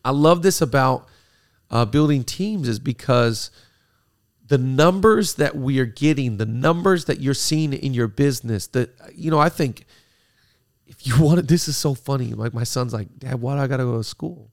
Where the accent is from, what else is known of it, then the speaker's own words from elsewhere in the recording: Seattle, Washington, United States; now in California, United States; middle school when I grew up in Seattle.